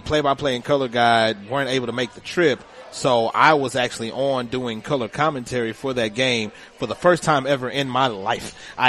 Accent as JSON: {"language": "English", "region": "Louisiana", "country": "United States", "lives_now": "Hammond, United States", "said": "I just moved to South Louisiana. You know, I came from North Louisiana. I'm in Hammond now"}